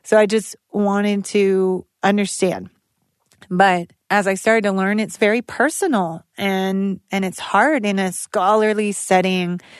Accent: United States; moved away; also born or lived in Albuquerque; I was born in Tonanarivo, Dizze, and lived as a small child in Dene Becaya

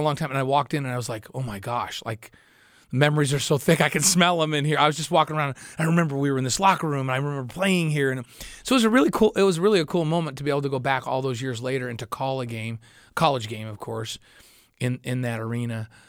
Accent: Syracuse, New York, United States; moved away as an adult; also born or lived in Utah; Where I grew up is dairy farms and small towns and beautiful lake country

